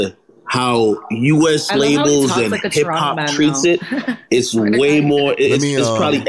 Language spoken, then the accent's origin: English; Jamaica; I was born in Jamaica, if y'all don't know.